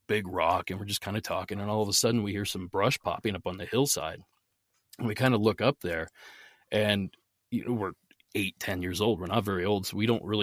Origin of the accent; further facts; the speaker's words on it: Southeast Ohio, United States; I grew up in Southeast Ohio. If you're familiar with the area, it's about halfway between Pittsburgh and Columbus